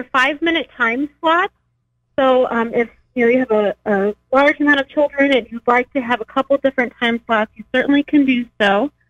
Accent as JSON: {"language": "English", "country": "United States", "moved": "as an adult", "lives_now": "Springfield, United States", "said": "I'm originally from the Quad Cities. I moved to Springfield area in 2008."}